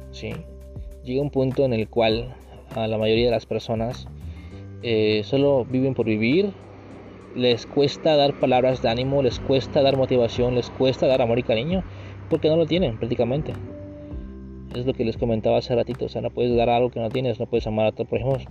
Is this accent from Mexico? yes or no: yes; Mexico